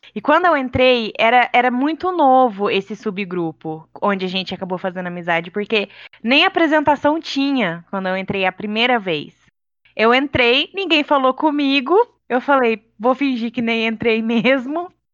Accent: Vargem Grande do Sul, São Paulo, Brazil; eu sou do interior de São Paulo. Minha cidade chama Vargem Grande do Sul.

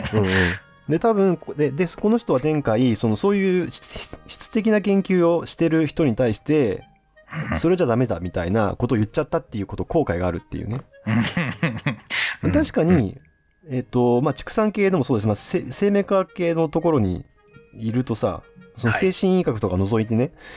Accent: Kansai, Japan; 自分がその関西出身だからね

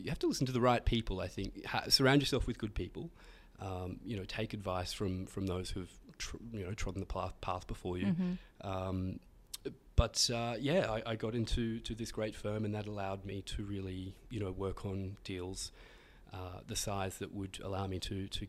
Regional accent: Australia; Yeah, it's we're very lucky. I think, you know, Australians have an E3 opportunity to obtain an E3 visa, very specialist visa program that's only given to Australian citizens.

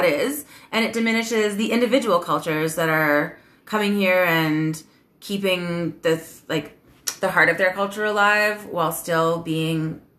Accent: Canada; I'm Canadian.

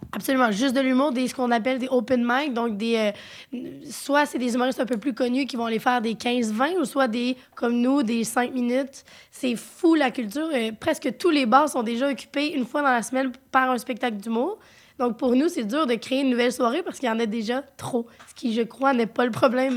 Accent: Quebec, Canada; accent: Québécois; vous entendez fort notre accent. Dites-vous qu'on fait déjà des efforts pour parler différemment

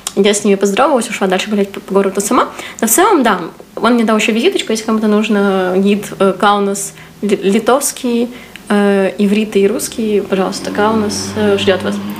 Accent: Ukraine; ты тут сидишь в максимальной своей культуре, то есть ты вот в городе, где ты вырос, там, с людьми, которые, на которых ты вырос, на там, историях, литературах, в которых ты вырос

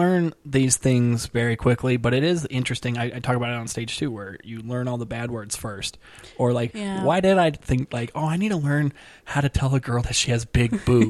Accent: Placentia, California, United States; born or raised there

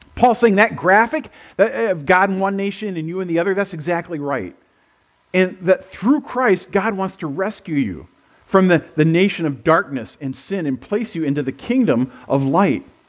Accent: United States; I was born in the United States of America.

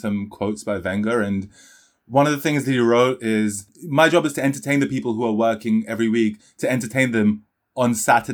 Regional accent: London, United Kingdom; also born or lived in India; I was born in India and I moved to London at 8 years old

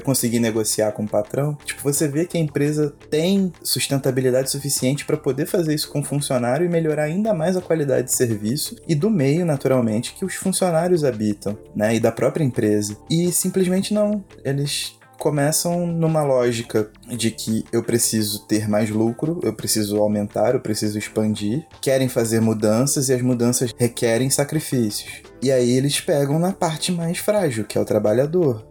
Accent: Brazil; nós somos brasileiros

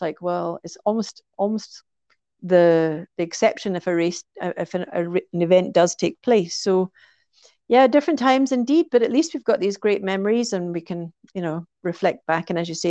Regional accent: Scotland, United Kingdom; running Loch Ness in Scotland, for me, of course, being my home country

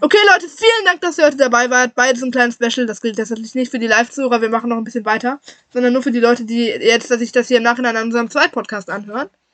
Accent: Wuppertal, North Rhine-Westphalia, Germany; hier bei uns zu Hause, in der Heimatstadt

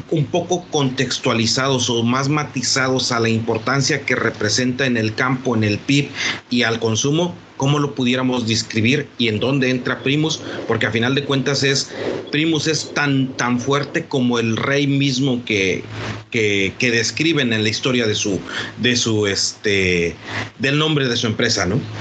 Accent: Mexico; como mexicanos

